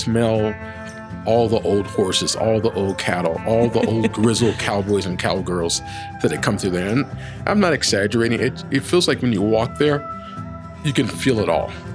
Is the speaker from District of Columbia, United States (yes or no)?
yes; Washington, District of Columbia, United States; moved away as an adult; also born or lived in Virginia / Atlanta; now in Denver, United States; my mother had me in pearl snap shirts growing up in Washington, D.C.